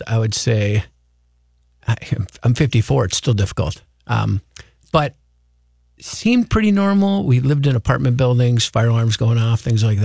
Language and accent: English; Anoka, Minnesota, United States; also born or lived in St. Cloud, Minnesota / Coon Rapids, Minnesota; I was born in St. Cloud, Minnesota, and moved to the Twin Cities. I want to say I was in kindergarten or preschool, somewhere in that age